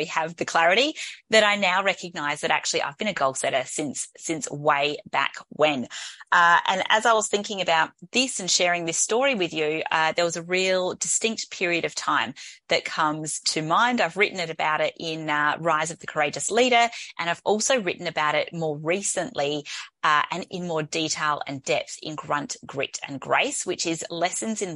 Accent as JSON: {"language": "English", "town": "Adelaide", "region": "South Australia", "country": "Australia", "tie": "born or raised there", "said": "here in Adelaide, in my hometown"}